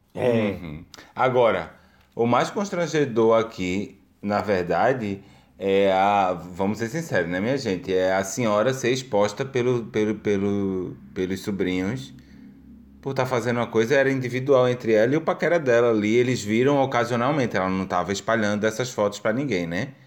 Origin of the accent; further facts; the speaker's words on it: Pernambuco, Brazil; eu sou de Pernambuco